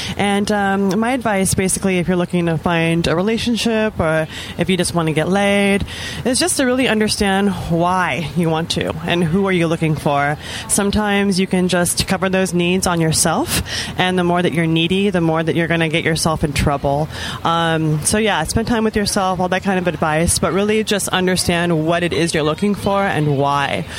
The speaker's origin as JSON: {"language": "English", "area": "the Bay Area", "region": "California", "country": "United States", "said": "I'm from the Bay Area"}